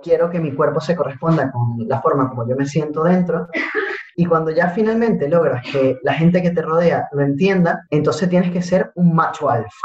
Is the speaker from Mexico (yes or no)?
no; Venezuela; moved away as an adult; tuve que salir de Venezuela, me vine para acá